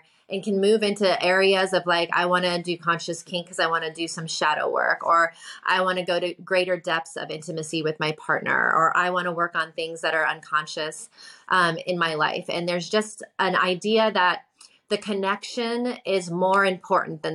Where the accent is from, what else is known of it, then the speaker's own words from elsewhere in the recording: New York City, New York, United States; when I came back to my hometown, New York City